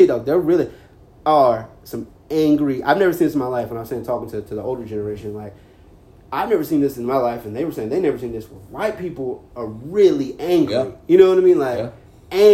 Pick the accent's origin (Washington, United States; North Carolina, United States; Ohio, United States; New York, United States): North Carolina, United States; Carrboro; growing up in Carrboro, I grew up in a bubble